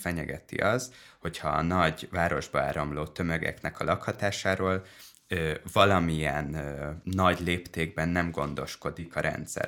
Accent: Dunaújváros, Fejér, Hungary; a Liszt Ferenc kertben nőttem föl nagyobb rész Dunajvárosban

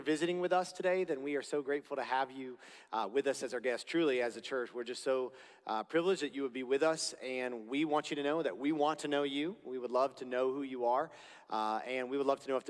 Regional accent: Florida, United States; I'm from Florida

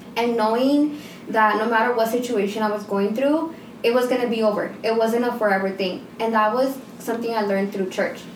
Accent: United States; also born or lived in Guatemala; I was born here

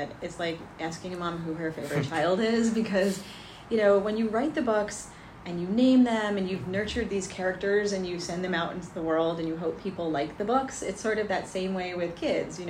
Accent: Livingston, New Jersey, United States; I grew up in Livingston

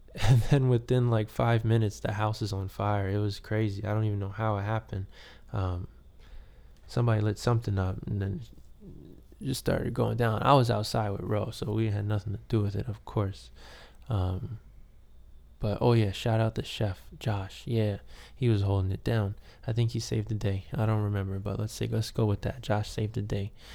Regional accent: New York City, New York, United States; I'm from Queens.

